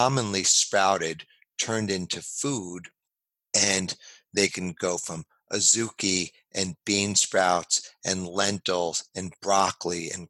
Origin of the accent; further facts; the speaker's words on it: New York City, New York, United States; also born or lived in Los Angeles / San Francisco; now in California, United States; I grew up in New York City